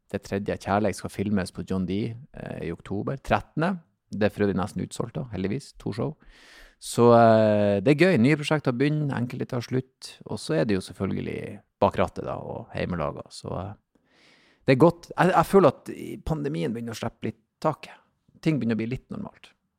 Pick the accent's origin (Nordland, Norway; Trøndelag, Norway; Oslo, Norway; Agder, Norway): Nordland, Norway; Bodø; jeg vokste jo opp i Bodøbyen, men mye slekt ute i Lofoten